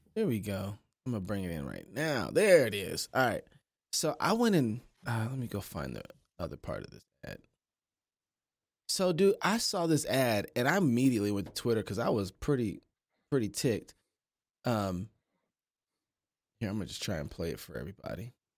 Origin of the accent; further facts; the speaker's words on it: Kansas City, United States; I'm from Kansas City